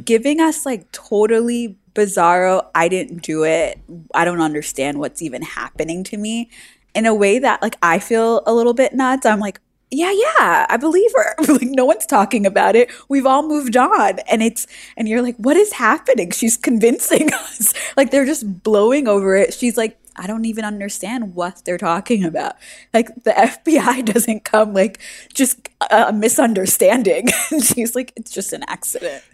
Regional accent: New York City, New York, United States; I'm from New York City

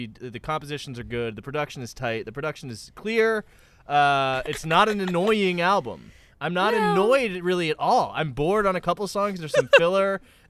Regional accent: small town in Massachusetts, United States; I am from a small town.

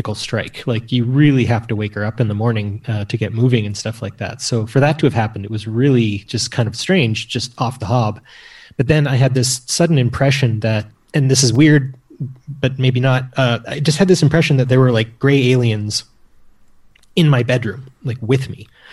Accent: the prairies of Canada, Canada; I'm from Canada and grew up in the prairies of Canada.

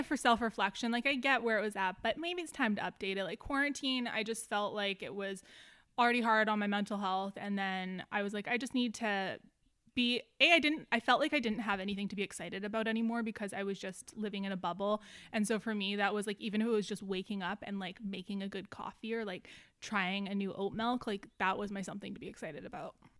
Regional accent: Canada; also born or lived in Vancouver; being Canadian

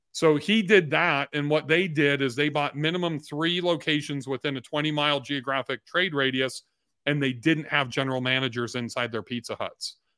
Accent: Long Beach, California, United States; I am a washed up golfer from Southern California

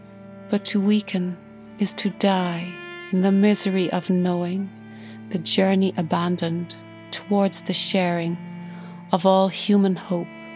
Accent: Ireland; I'm an Irish cellist and composer

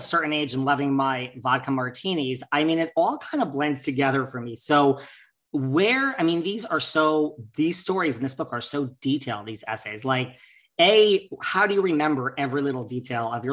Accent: United States; also born or lived in Connecticut; now in New York, United States; I grew up between New York and Connecticut, like, you know, divorced parents. So I went to like high school in Connecticut.

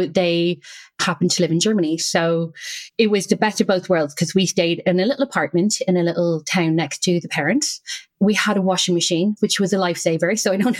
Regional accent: Ireland; accent: Irish; moved away; as you can probably hear, I'm Irish. And I would go back to Ireland every half term.

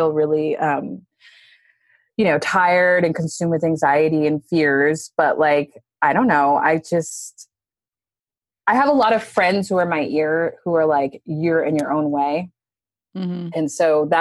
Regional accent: Dallas, Texas, United States; now in New York, United States; from Dallas, Texas. I've lived in New York for 15 years now

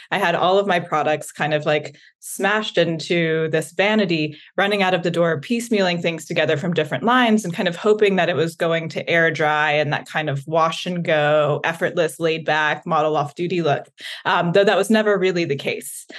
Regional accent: the South, United States; I grew up in the South

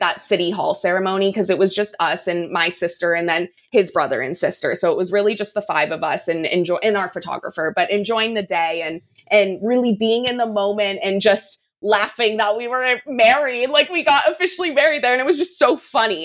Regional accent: San Diego, California, United States; my hometown of San Diego

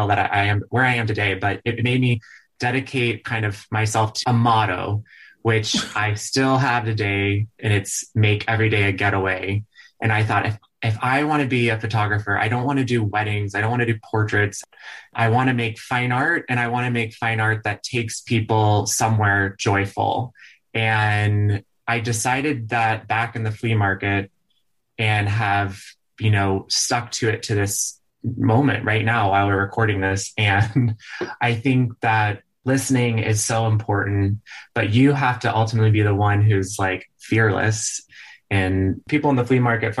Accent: Dallas, Texas, United States; moved away; I'm from Dallas, Texas originally. And growing up, my parents, they love this teeny town in West Texas called Marfa

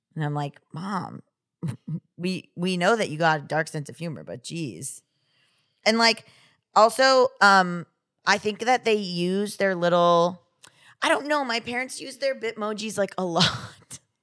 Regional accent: Florida, United States; I was from Florida

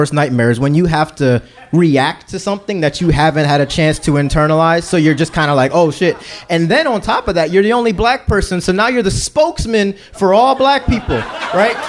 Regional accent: Philadelphia, Pennsylvania, United States; I'm from Philly

